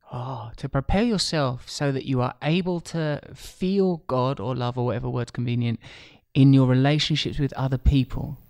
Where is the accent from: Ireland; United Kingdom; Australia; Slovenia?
United Kingdom; Essex, East of England; I grew up in a pretty ordinary community, uh, a place called Essex